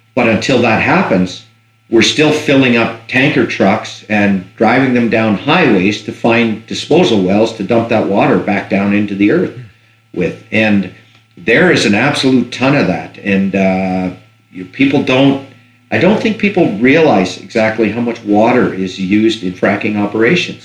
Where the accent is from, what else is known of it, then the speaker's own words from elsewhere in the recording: Fort McMurray, Alberta, Canada; I, I grew up in Fort McMurray, so I was around in the '70s